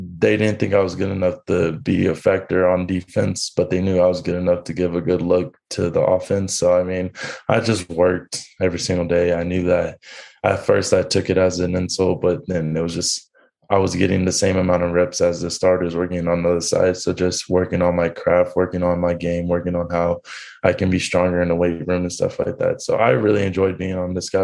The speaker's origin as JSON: {"language": "English", "town": "San Antonio", "region": "Texas", "country": "United States", "tie": "born or raised there", "moved": "as an adult", "said": "They said they were going to give me opportunity to play in front of my my hometown."}